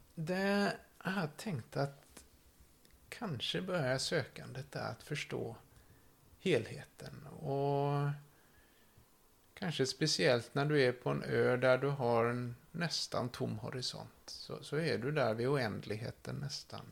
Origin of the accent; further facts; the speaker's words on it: Kullavik, Västra Götaland, Sweden; Har vuxit upp här i Kullavik, två mil från Göteborg